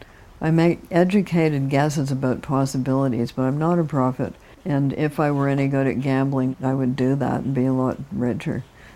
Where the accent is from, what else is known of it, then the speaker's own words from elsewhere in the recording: Canada; I'm Canadian, Martha.